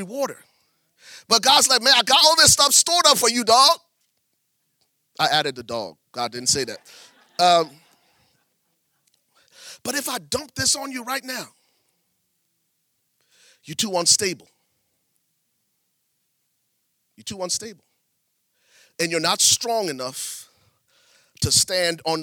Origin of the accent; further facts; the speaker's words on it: Liberia; moved away; I grew up in Liberia, West Africa